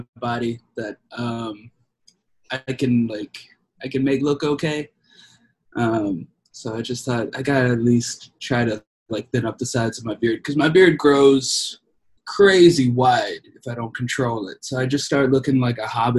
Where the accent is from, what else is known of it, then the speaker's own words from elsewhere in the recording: Mississippi, United States; now in Memphis, United States; I'm from Mississippi